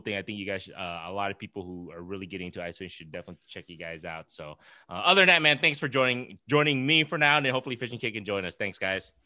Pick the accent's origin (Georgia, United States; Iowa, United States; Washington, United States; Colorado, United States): Iowa, United States; we're all from Iowa